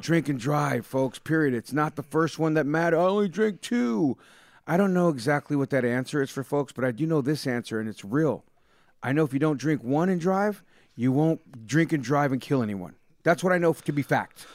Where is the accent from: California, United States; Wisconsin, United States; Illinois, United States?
California, United States; Bay Area; I grew up in the Bay Area